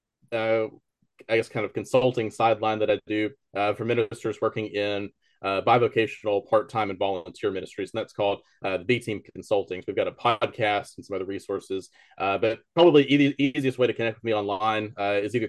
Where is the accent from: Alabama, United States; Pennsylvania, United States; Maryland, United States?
Alabama, United States; Florence; now in Tuscaloosa, United States; I grew up in Florence, so I've been in Alabama for my whole life